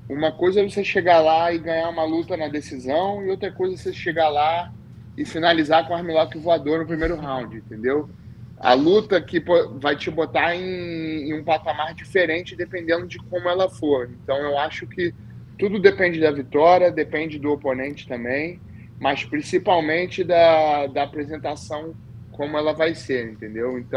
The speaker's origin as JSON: {"language": "Portuguese", "region": "Rio de Janeiro", "country": "Brazil", "tie": "born or raised there", "moved": "yes", "lives_now": "United States", "said": "de preferência na Barra da Tijuca, que foi onde eu fui. Tá, onde eu nasci fui criado."}